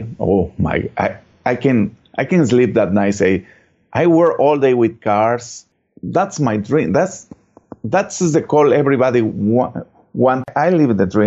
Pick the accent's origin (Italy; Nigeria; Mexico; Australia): Mexico; English is a second language; moved away as an adult; now in Houston, United States; I'm originally from Mexico